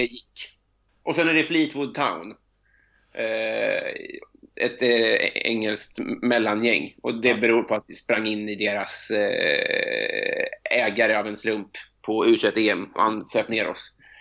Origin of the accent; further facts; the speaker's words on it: Sweden; som svensk